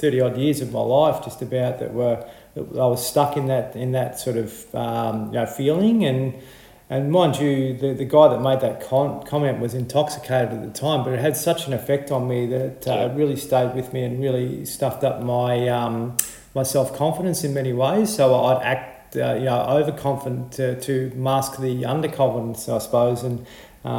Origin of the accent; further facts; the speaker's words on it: Horsham, Victoria, Australia; I grew up in Horsham